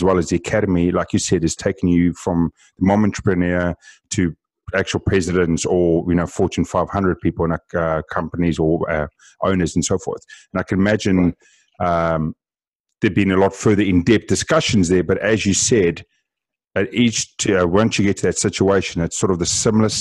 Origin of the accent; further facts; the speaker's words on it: South Africa; being South African